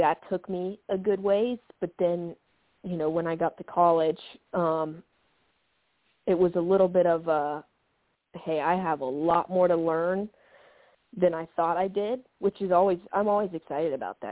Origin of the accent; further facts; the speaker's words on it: Atlanta, Georgia, United States; I'm from Atlanta and not too far in state.